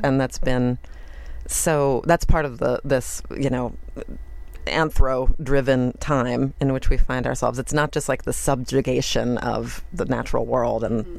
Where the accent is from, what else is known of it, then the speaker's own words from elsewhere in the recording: Baltimore, Maryland, United States; moved away as an adult; also born or lived in Washington, District of Columbia, United States; I live in Baltimore and I'm from Baltimore